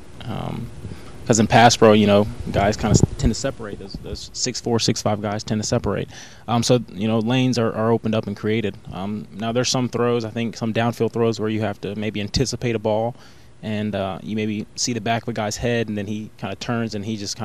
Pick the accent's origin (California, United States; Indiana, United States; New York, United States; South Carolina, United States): South Carolina, United States; Myrtle Beach; Growing up in Myrtle Beach